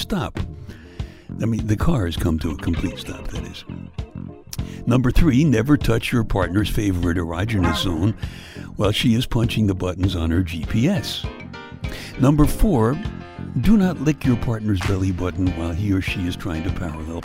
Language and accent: English; Brooklyn, New York, United States; my hometown, Brooklyn, New York